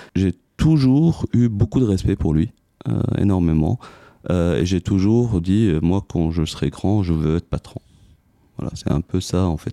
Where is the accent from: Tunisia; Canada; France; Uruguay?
Tunisia; moved away as an adult; now in Belgium; je suis tunisien d'origine, arrivé en Belgique en 2002.